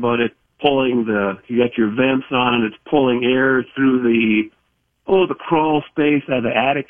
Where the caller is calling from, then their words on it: Delano, Minnesota, United States; I'm calling from Delano.